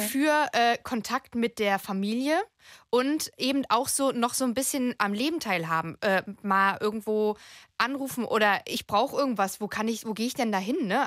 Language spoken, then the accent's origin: German; Frankfurt am Main, Hesse, Germany; ich komme eigentlich aus Frankfurt am Main.